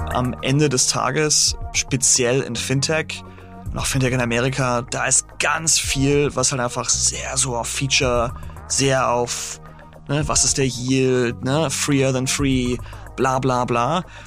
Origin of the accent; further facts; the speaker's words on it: Großhansdorf, Schleswig-Holstein, Germany; moved away as an adult; also born or lived in Hamburg; now in New York, United States; ich bin aufgewachsen in Großhansdorf, Endstation Nummer 1. Und dann bin ich in die Stadt gezogen, als ich irgendwie so 18 war oder so.